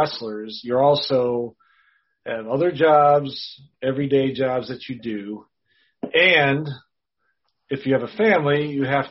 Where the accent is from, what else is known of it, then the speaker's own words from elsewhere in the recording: Wisconsin, United States; I had AWA because I was from Wisconsin